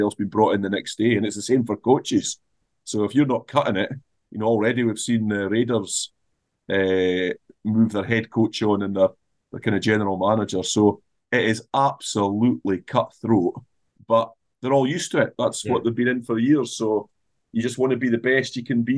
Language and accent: English; Scotland, United Kingdom; if I'm looking at Scotland, we're Scottish, right? We've got a Scottish culture.